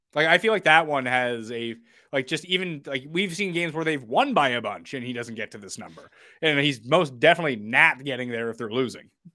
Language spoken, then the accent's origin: English; Canada; as a Canadian